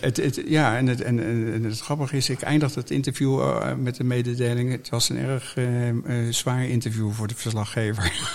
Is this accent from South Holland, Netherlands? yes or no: yes; The Hague, South Holland, Netherlands; we zijn vertrokken naar de Schilderswijk. En dat maakt dat ik mijn hele jeugd doorgebracht heb in de Schilderswijk